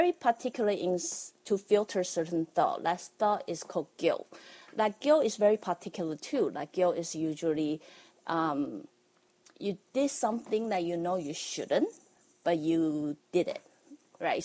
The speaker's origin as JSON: {"language": "English", "country": "Taiwan", "tie": "born or raised there", "said": "as a kid growing up in Taiwan"}